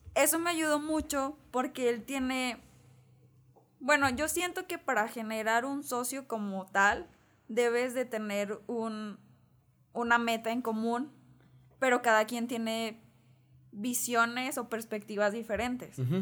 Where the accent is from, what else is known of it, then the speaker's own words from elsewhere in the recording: Mexico; como mexicanos tenemos muy arraigado que la familia es lo más importante